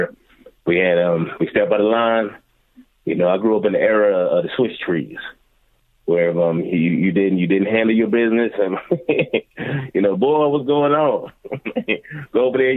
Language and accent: English; Philadelphia, Pennsylvania, United States; now in Washington, D.C., United States; Growing up in Philadelphia, those are some of the best times of my life